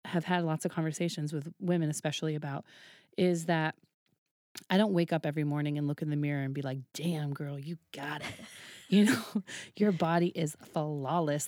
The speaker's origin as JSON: {"language": "English", "town": "Woods Hole", "region": "Massachusetts", "country": "United States", "tie": "born or raised there", "moved": "yes", "said": "I grew up in Woods Hole, which was, like, a very liberal, tiny little pocket"}